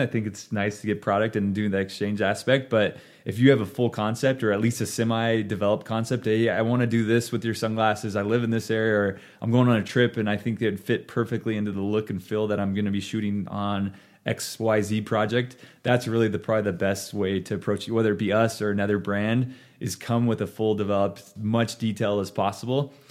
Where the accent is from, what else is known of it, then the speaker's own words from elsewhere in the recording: Ontario, Oregon, United States; moved away as an adult; now in Boise, United States; I grew up in Ontario, Oregon, which is essentially a border town of Idaho and Oregon.